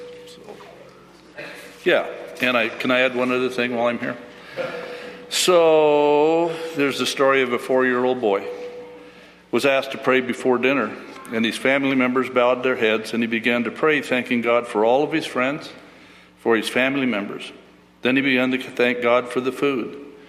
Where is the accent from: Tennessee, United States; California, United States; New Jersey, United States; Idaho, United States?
Idaho, United States